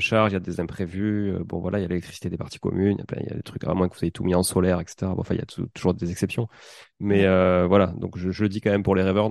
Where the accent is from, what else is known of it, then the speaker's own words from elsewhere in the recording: Toulouse, Occitania, France; accent: toulousain; mon accent toulousain